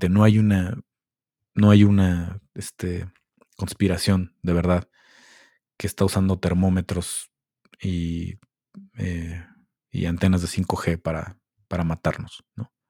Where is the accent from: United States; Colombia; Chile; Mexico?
Mexico; somos un país valemadrista. No todos, pero la mayoría toma esto de la pandemia como un, ah, somos mexicanos y nos la pela el virus.